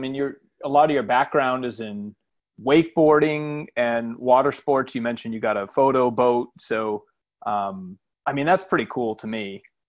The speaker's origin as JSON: {"language": "English", "region": "Maine", "country": "United States", "tie": "born or raised there", "moved": "yes", "said": "That's my hometown in Maine."}